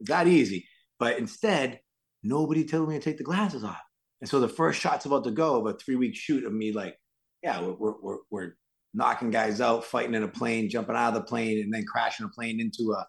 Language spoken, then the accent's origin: English; Worcester, Massachusetts, United States; accent: Worcester; I grew up in Worcester